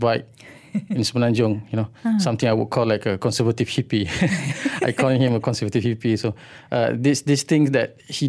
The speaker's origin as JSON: {"language": "English", "town": "Kuala Terengganu", "region": "Terengganu", "country": "Malaysia", "tie": "born or raised there", "second_language": "English", "said": "I was born and grew up in Kuala Terengganu at two different times. But I wouldn't say that I'm actually from Kuala Terengganu, because my father was an educator."}